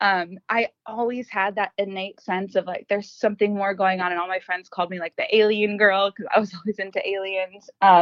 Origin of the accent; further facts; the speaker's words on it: Los Angeles, California, United States; moved away as an adult; now in Arizona, United States; I was born and raised in Los Angeles, California for my entire life